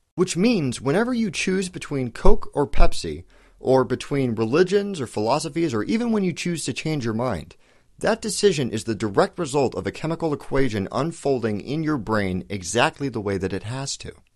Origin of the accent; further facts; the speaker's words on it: United States; I'm American